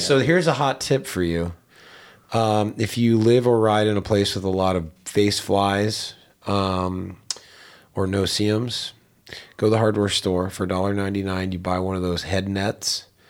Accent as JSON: {"language": "English", "town": "Pittsburgh", "region": "Pennsylvania", "country": "United States", "tie": "born or raised there", "said": "I grew up in Pittsburgh"}